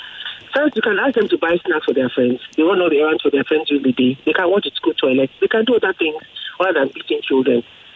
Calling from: Ogudu, Lagos, Nigeria; I'm calling from Ogudu.

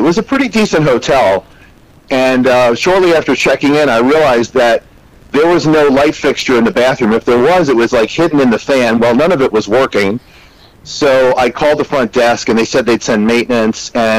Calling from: Tampa, Florida, United States; I'm in Tampa.

